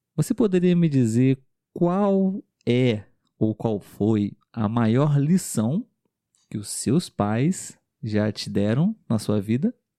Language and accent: Portuguese; Brazil; Nós somos um casal de brasileiros